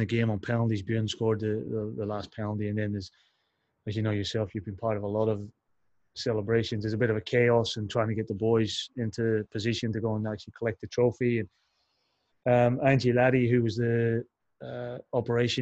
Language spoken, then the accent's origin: English; Derry, Northern Ireland, United Kingdom; also born or lived in England; now in Australia; as a kid growing up in Northern Ireland